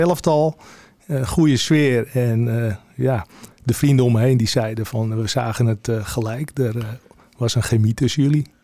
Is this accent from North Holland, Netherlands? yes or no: yes; Heiloo, North Holland, Netherlands; geboren in Heilo op de, op de boswinden